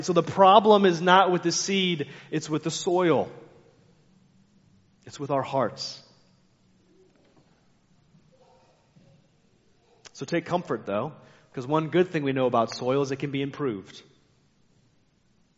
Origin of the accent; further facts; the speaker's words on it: United States; I like being American, but I'm frustrated often being an American